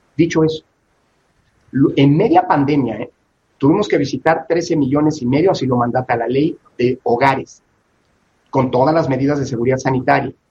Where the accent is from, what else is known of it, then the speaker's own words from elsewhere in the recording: Mexico; somos el pueblo mexicano